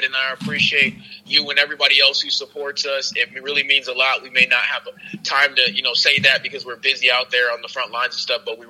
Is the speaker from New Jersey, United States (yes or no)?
yes; Newark, New Jersey, United States; because I come from Newark, New Jersey. Everybody knows that's really not like a nice place. Grew up as a military brat. After I, grew up in Newark for a little bit, moved around a lot.